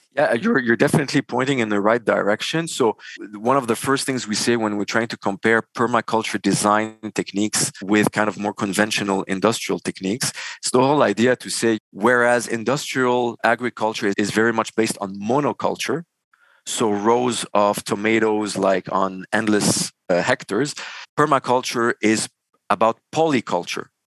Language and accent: English; Beirut, Beirut Governorate, Lebanon; moved away as an adult; also born or lived in Dubai, United Arab Emirates / Montreal, Canada; born and raised in Beirut, Lebanon.